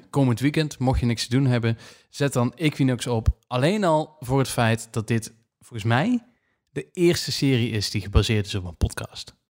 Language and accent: Dutch; Netherlands; als Nederlanders